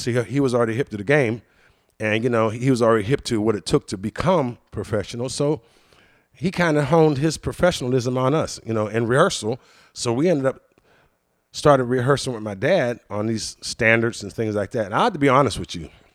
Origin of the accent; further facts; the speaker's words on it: Washington, Pennsylvania, United States; also born or lived in Pittsburgh, Pennsylvania; Washington, Pennsylvania, but that's where I was actually born